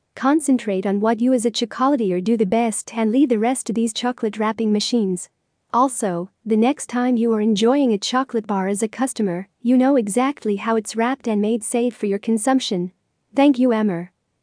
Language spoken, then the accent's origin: English; Lebanon; from Lebanon.